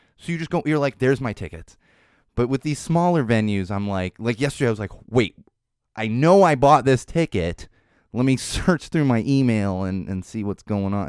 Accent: San Diego, California, United States; I was growing up in San Diego in the nineties

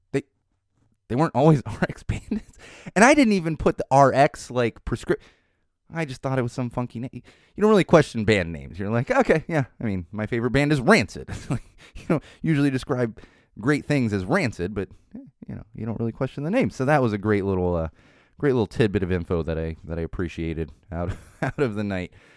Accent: San Diego, California, United States; I was growing up in San Diego in the nineties

